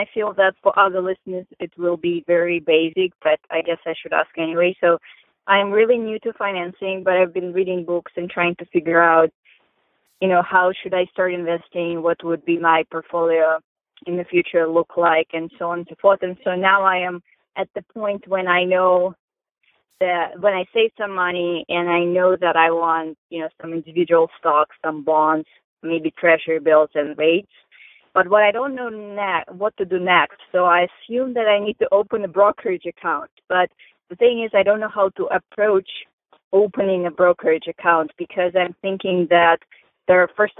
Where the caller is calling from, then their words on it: Maryland, United States; I'm calling from Maryland.